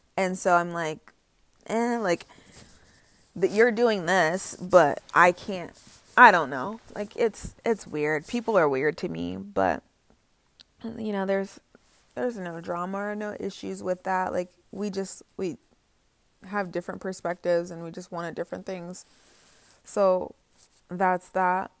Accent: Indiana, United States; also born or lived in North Carolina; I came home from North Carolina to Indiana

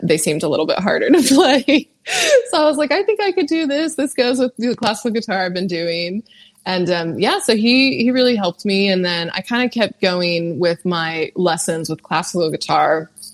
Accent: California, United States; now in Nashville, United States; I'm from California

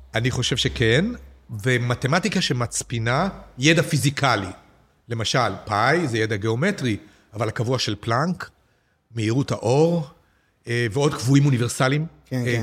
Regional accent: Petah Tikva, Central District, Israel; לשנות ה-60 בפתח תקווה, כשגדלתי

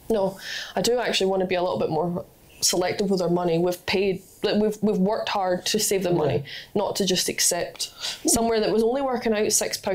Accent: England, United Kingdom; I'm from England

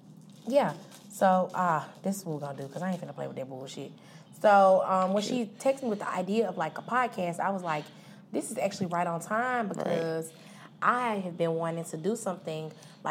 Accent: Tuscaloosa, Alabama, United States; I am from Tuscaloosa, Alabama, home of the Crazy Tide.

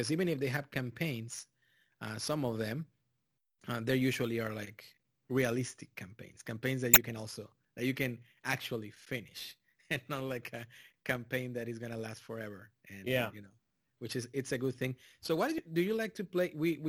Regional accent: Texas, United States; also born or lived in Mexico; I come from Mexico, and even if I grew up in South Texas, it's literally Mexico.

